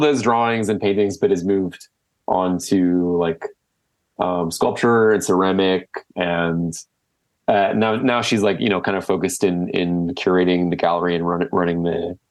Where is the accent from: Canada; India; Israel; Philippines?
Canada; Whitby, Ontario; now in Toronto, Canada; Whitby, that's where I grew up